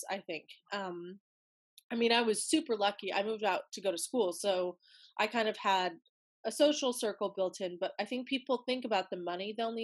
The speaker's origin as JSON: {"language": "English", "region": "Wyoming", "country": "United States", "said": "I'm from Wyoming"}